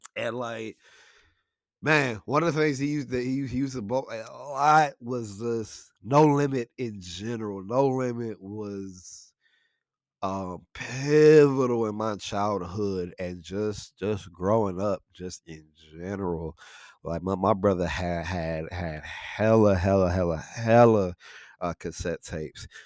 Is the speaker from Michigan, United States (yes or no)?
yes; Buena Vista, Michigan, United States; we grew up in Buena Vista, right? We, we grew, we grew up in Buena Vista. It's a li-, little small township, um, that, that's in, uh, Saginaw, Michigan